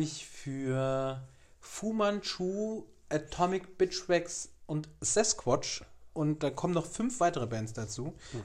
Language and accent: German; Giessen, Hesse, Germany; moved away; in Gießen, in meiner alten Heimat